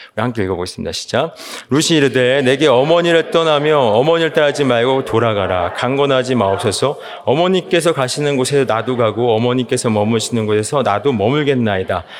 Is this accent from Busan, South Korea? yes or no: no; Seoul, South Korea; 저는 개인적으로 서울에서 태어나서 자랐기 때문에